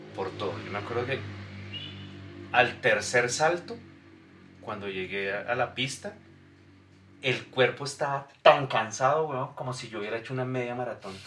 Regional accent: Bogotá, Bogotá Capital District, Colombia; éramos de Fontibón

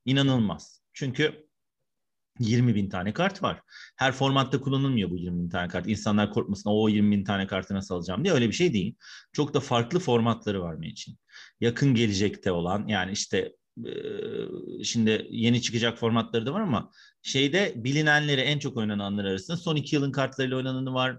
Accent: Istanbul, Turkey; 1974 İstanbul'da doğumluyum. İstanbul Üniversitesi İletişim Fakültesi'nde okuyup orada yüksek lisans yaptım.

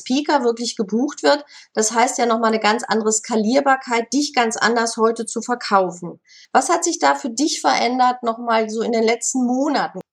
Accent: Bochum, North Rhine-Westphalia, Germany; moved away; Bochum, meiner Heimatstadt

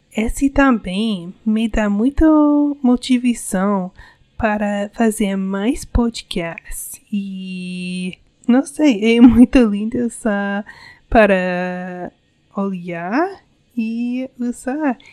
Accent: United States; Portuguese is a second language; Eu sou americana e eu sou casado com um brasileiro.

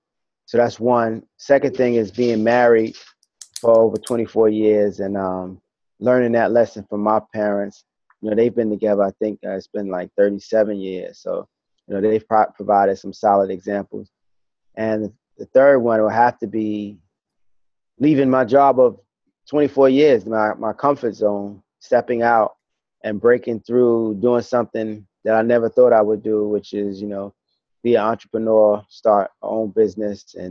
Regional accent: New York City, New York, United States; now in Texas, United States; I grew up in East New York, Brooklyn

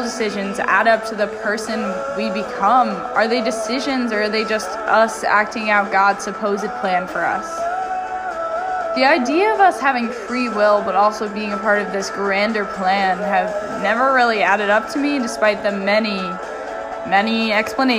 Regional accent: Pennsylvania, United States; moved away; I was from Pennsylvania

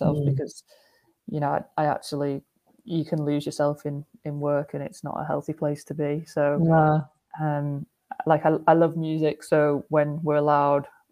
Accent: Wigan, North West England, United Kingdom; I'm from Wigan

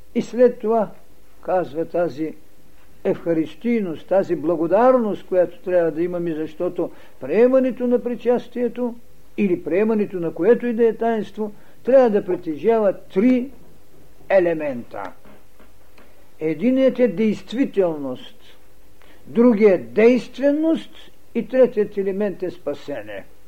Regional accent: Bulgaria; ние българите

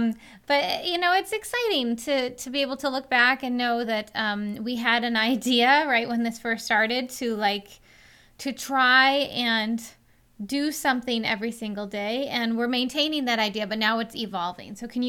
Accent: Western New York, United States; And I'm from Western New York. I'm just from a different town.

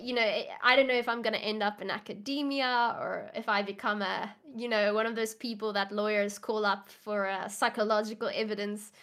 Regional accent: South Africa

